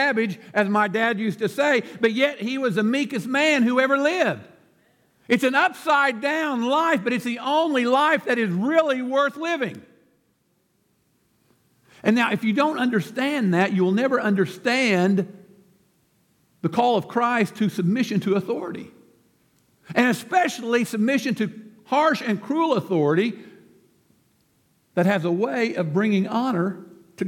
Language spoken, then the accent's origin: English; United States; as an American citizen